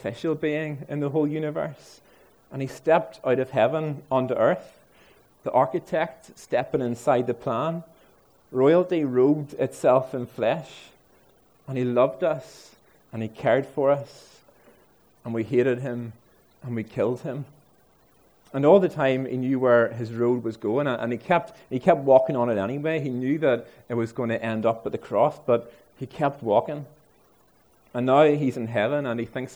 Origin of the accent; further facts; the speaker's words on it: Ards, Northern Ireland, United Kingdom; I'm from Ards